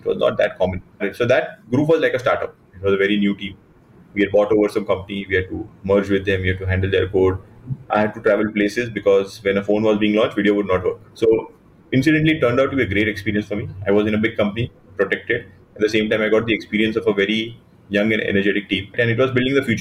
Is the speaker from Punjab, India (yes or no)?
no; Mumbai, Maharashtra, India; I grew up in Mumbai for the most part of my life. In fact, the first 22 years of my life, I was in Mumbai